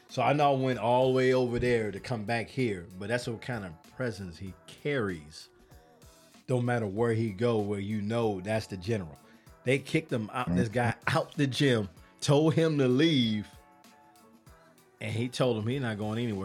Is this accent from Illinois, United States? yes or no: yes; Chicago, Illinois, United States; moved away; I'm from Chicago